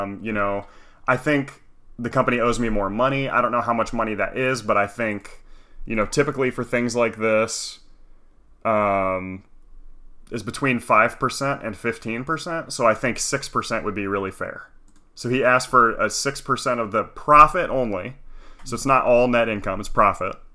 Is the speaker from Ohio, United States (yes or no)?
yes; Toledo, Ohio, United States; I grew up in Toledo